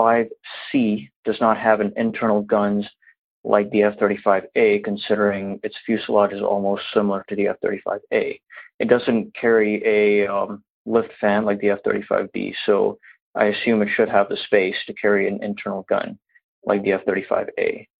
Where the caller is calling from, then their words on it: California, United States; I'm calling you from California.